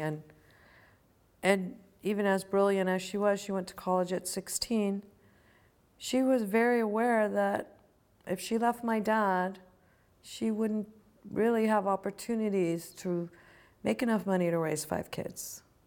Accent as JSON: {"language": "English", "region": "Virginia", "country": "United States", "tie": "born or raised there", "also_born_or_lived": "Chicago, Illinois", "moved": "yes", "lives_now": "California, United States", "said": "When I grew up, when I lived in the hippie commune, I lived in Virginia. I was born in Chicago, in Illinois."}